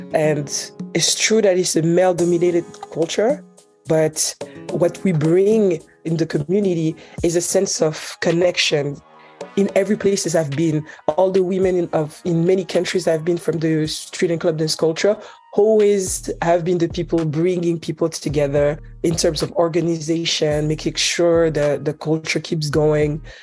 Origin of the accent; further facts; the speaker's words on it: Switzerland; also born or lived in Haiti; now in New Jersey, United States; My both parents are Haitian, but I was born and raised in Switzerland